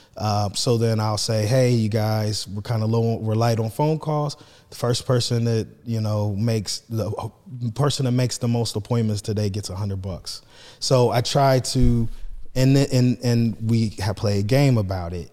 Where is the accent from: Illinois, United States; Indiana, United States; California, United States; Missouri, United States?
Indiana, United States; Marion; I'm from Marion High School